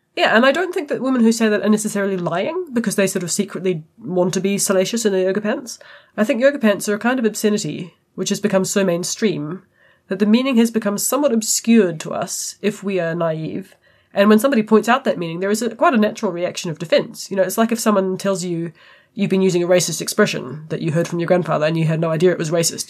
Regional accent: New Zealand

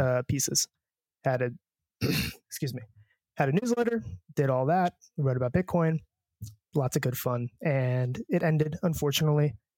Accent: United States

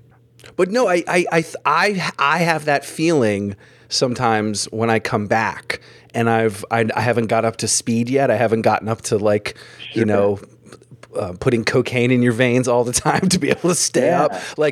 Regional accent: Jericho, Vermont, United States; moved away as an adult; now in New York, United States; I'm from Jericho, Vermont, which is like outside of Burlington.

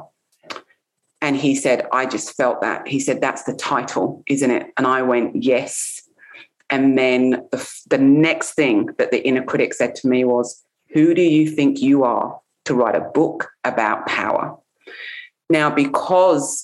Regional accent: England, United Kingdom; I'm English. I grew up in England.

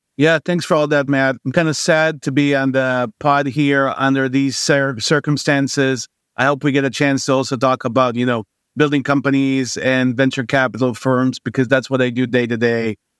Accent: Israel; moved away as an adult; also born or lived in New York; now in San Francisco Bay Area, United States; born and raised in Israel, even though I, I spent, uh, a couple of years, uh, in my early childhood in New York

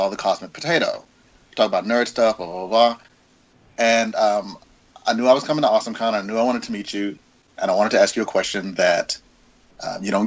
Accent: the South, United States; I'm from the South.

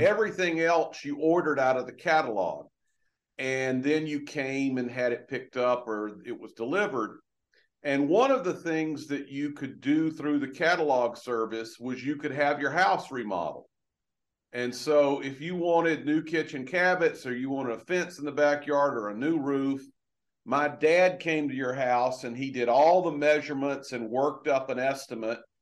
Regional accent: LaGrange, Georgia, United States; moved away; I grew up in a little town in Georgia, oh. uh, LaGrange, Georgia

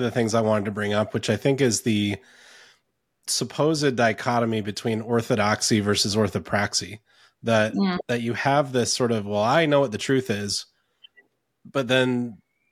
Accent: North Carolina, United States; also born or lived in Ontario, Canada; I grew up in North Carolina

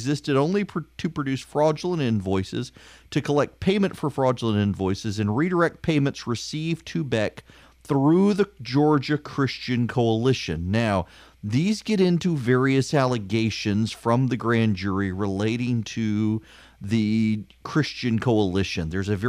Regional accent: Dubai, United Arab Emirates; I grew up listening to classical music. I grew up in Dubai. I love classical music.

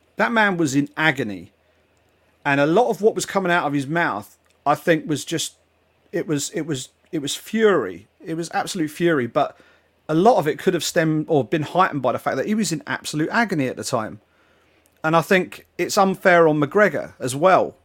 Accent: England, United Kingdom; being an English football fan.

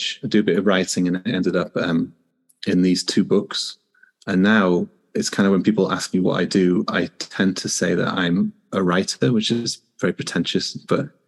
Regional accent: Newcastle upon Tyne, North East England, United Kingdom; moved away as an adult; now in Houston, United States; I'm a physiotherapist from Newcastle in the north of England

